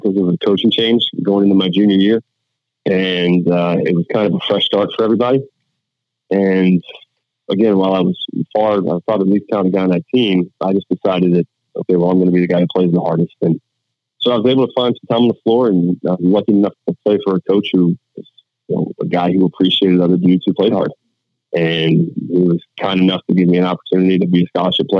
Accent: Virginia, United States; also born or lived in North Carolina; I was born in Virginia and kind of split time back in Virginia, North Carolina growing up.

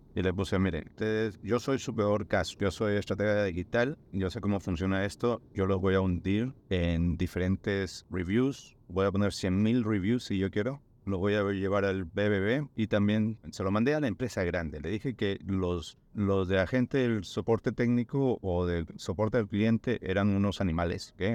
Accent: Peru; moved away; yo siendo peruano

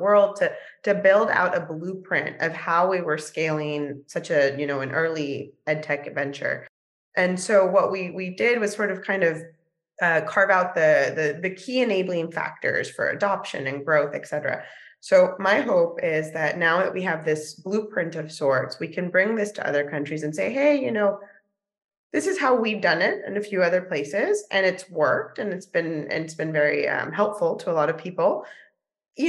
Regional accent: San Diego, California, United States; also born or lived in Mexico; now in New York, United States; I grew up in San Diego, California, in a multilingual, multicultural home.

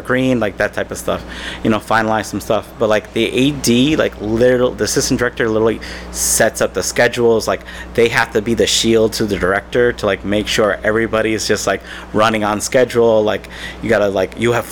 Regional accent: Westchester County, New York, United States; also born or lived in Manhattan, New York / Long Island, New York; I was born in Manhattan and then grew up in what's called Westchester County, which is right outside New York City

